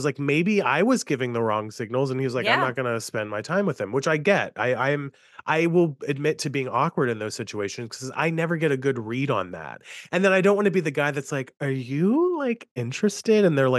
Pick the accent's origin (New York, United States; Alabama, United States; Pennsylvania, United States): New York, United States; now in Pittsburgh, United States; I'm in Pittsburgh, but I'm a New Yorker at heart.